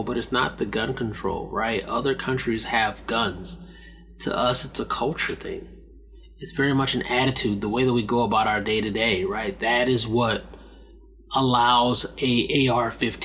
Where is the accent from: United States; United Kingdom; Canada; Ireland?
United States; as an American